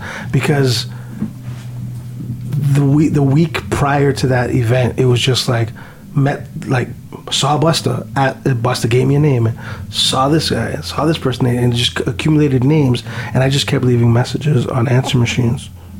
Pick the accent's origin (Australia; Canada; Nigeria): Canada; hey, Bishop, I'm from Canada, I'm here, I'm supposed to be battling.